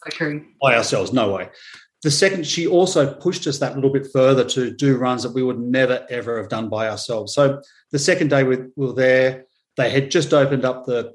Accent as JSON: {"language": "English", "country": "Australia", "said": "coming from Australia"}